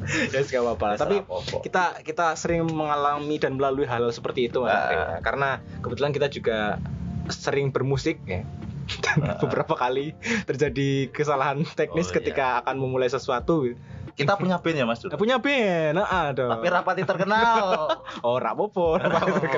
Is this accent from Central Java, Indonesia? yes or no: yes; Kudus, Central Java, Indonesia; karena saya asli Kudus kan uh. sepak bola yang saya sukai yang saya cintai adalah Persiku sendiri hmm. karena itu adalah tim kota kelahiran saya kan Mas ya